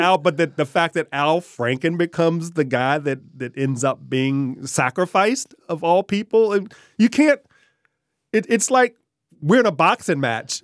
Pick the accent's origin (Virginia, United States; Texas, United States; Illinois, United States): Virginia, United States; Richmond; also born or lived in Glen Allen, Virginia / Henrico County, Virginia; I grew up in Richmond. Um, born in the Bird Park neighborhood